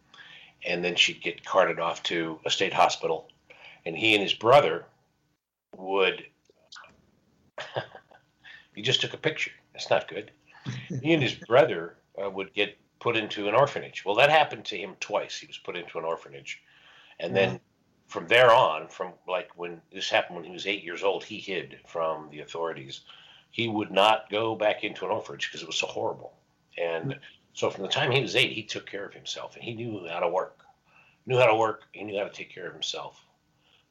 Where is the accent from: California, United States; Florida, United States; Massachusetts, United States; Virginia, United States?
California, United States; Los Angeles; also born or lived in Santa Monica, California; I grew up in Brentwood, which is adjacent to Santa Monica.